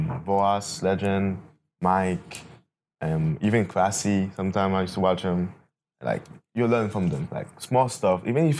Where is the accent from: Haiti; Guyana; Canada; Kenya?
Haiti; now in United States; I grew up in Haiti, but I was born in the U.S.